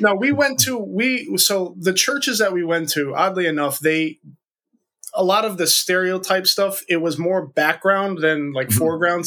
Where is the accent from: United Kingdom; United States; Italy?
United States; the northeast of the U.S.; 37 years old born and raised in the northeast of the, the U.S.